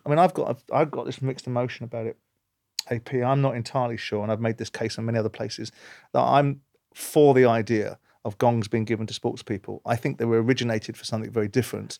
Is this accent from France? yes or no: no; London, United Kingdom; I come from South London. I was brought up with a certain outlook